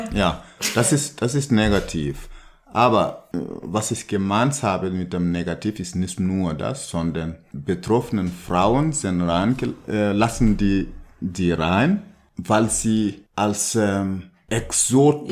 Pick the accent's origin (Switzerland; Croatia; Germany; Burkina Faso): Burkina Faso; German is a second language; moved away; wo ich herkomme, in Burkina Faso